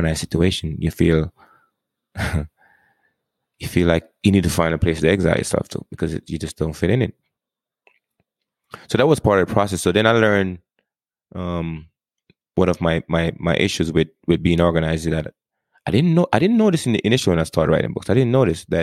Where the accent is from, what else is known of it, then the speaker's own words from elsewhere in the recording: Jamaica; moved away; I grew up in Jamaica. I mean, I learned English growing up, but we speak something else.